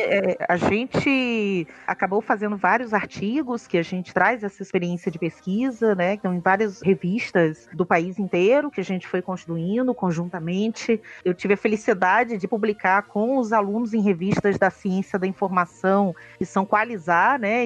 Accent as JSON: {"language": "Portuguese", "region": "Rio de Janeiro", "country": "Brazil", "also_born_or_lived": "Alagoas", "moved": "as an adult", "lives_now": "Sergipe, Brazil", "said": "eu sou uma carioca é, de fronteiras e uma historiadora de fronteiras também, né? Eu estou há 17 anos no Nordeste, vim do Rio para Alagoas"}